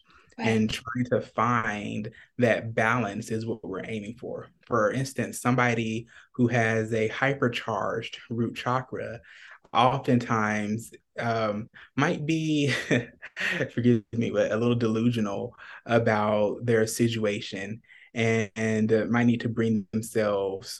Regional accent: Atlanta, Georgia, United States; now in Phoenix, United States; I'm originally from Atlanta, Georgia, and I'm currently in Phoenix

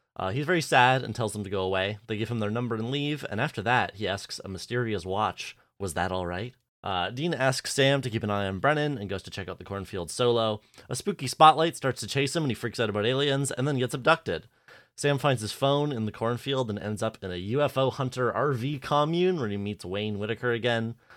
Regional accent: Canada; I'm just Canadian

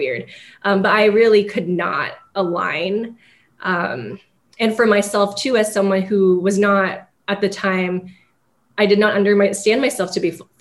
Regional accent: San Gabriel Valley, Los Angeles area, California, United States; moved away as an adult; originally I'm from Los Angeles area, from San Gabriel Valley, which people who are familiar with that area know that it is an ethnic enclave with predominantly Asian and a handful of Latinx immigrants. You can get away with living in San Gabriel Valley and probably never learning English, which is one of the greatest things about it. And so I grew up around a lot of people who looked like me

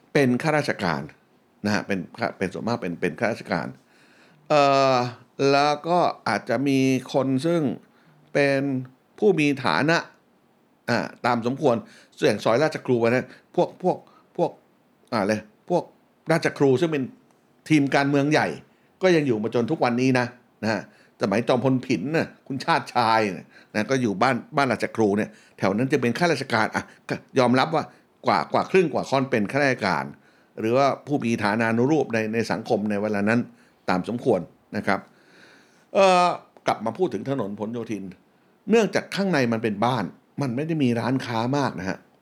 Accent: Bangkok, Thailand; born or raised there

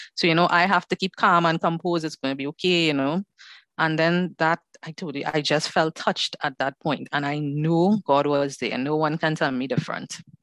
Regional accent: Trinidad & Tobago; I am from Trinidad and Tobago, so the Caribbean is in the house today.

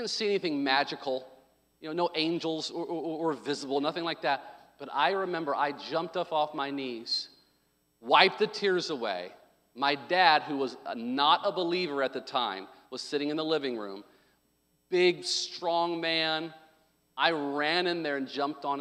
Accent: Arkansas, United States; I was born in Arkansas

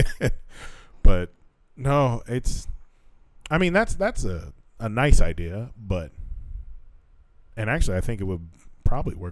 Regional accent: United States; we're from America

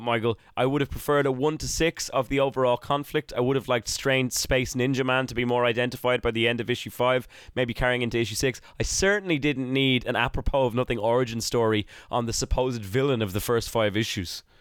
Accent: Ireland; I was an Irish child in the nineties

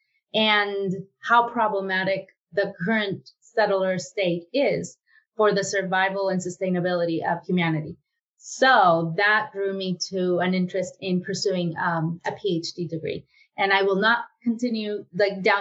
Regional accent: Mexico; moved away as an adult; now in United States; I was born in Mexico. And when I came to the United States for the second time in my life

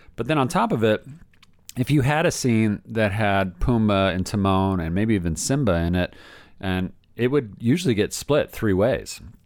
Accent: Southern California, United States; also born or lived in Orlando, Florida; I'm from here. I'm from Southern California.

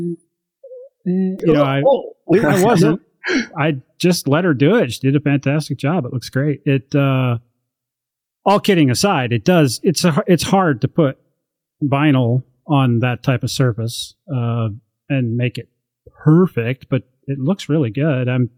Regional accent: Montana, United States; moved away; I come from Montana where it's routinely below zero

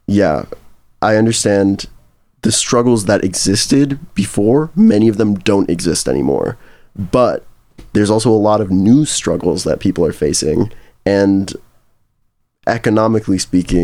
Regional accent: Chicago, Illinois, United States; also born or lived in Champaign-Urbana, Illinois; I'm from Chicago

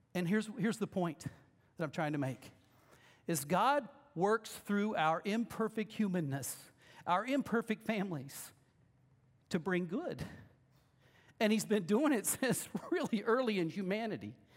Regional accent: Lexington, Missouri, United States; Lexington's my hometown

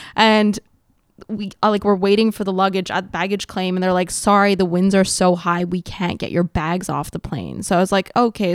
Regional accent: Montreal, Quebec, Canada; first language English; I grew up in the West Island, which is, like, an English pocket on the island of Montreal

